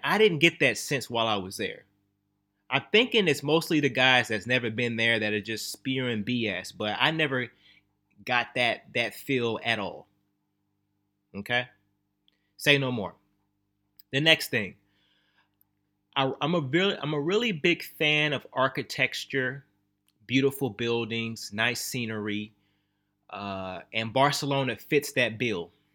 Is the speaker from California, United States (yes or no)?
no; Texas, United States; also born or lived in Louisiana; I was born in Louisiana, raised in Texas